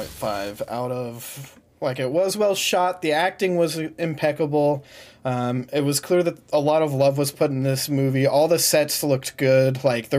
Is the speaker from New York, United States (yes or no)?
no; Idaho, United States; even growing up in Idaho.